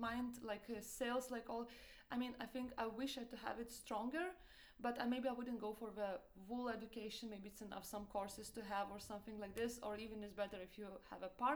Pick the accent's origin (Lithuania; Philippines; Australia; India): Lithuania; English is a second language; moved away as an adult; also born or lived in Italy; now in Denmark; I'm originally from Lithuania